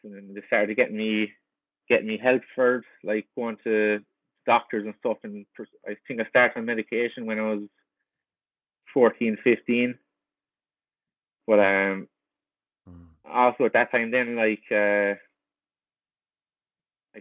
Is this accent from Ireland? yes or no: yes; Kilkenny, Leinster, Ireland; moved away as an adult; now in Vancouver, Canada; Growing up in Kilkenny